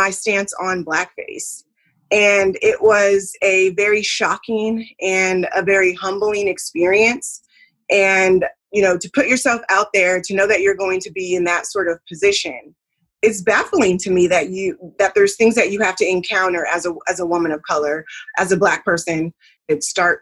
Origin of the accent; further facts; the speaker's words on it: California, United States; now in the South, United States; I am living in the South, but I am originally from California. So, you know, just having that sort of upbringing